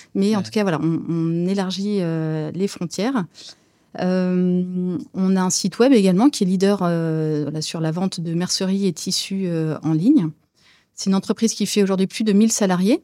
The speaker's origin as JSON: {"language": "French", "area": "Brie", "region": "Île-de-France", "country": "France", "tie": "born or raised there", "also_born_or_lived": "Saint-Cloud, Hauts-de-Seine / Barcelona, Spain", "moved": "yes", "lives_now": "Rhône-Alpes, France", "said": "J'ai grandi dans les champs de colza et de betteraves, voilà, dans la Brie"}